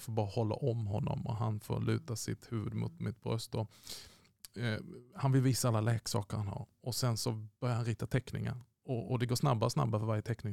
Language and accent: Swedish; Malmö, Skåne, Sweden; jag kommer ju från Malmö